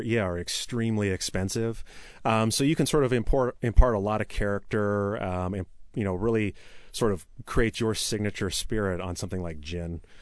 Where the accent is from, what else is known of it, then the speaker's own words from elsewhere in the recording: Issaquah, Washington, United States; also born or lived in Tacoma / Seattle / Renton; I grew up in Issaquah. I was born in Tacoma, but moved up there, early, moved up to the Issaquah area early in life.